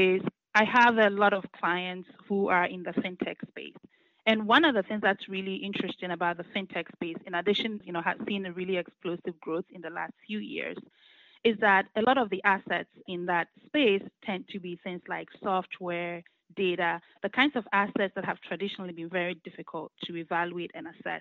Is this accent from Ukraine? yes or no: no; Ghana; moved away as an adult; now in United States; I was born and raised in Ghana, and I came to the U.S. To attend college